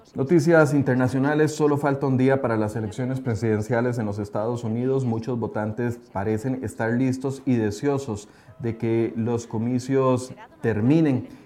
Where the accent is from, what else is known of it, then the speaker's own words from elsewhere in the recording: Costa Rica; nuestro país